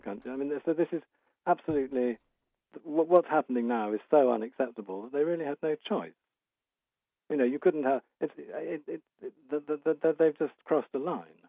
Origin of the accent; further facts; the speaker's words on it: United Kingdom; as a Brit